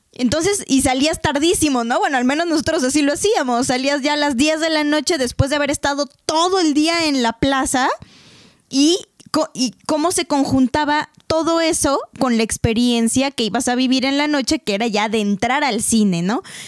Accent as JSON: {"language": "Spanish", "country": "Mexico", "said": "como buenos mexicanos necios"}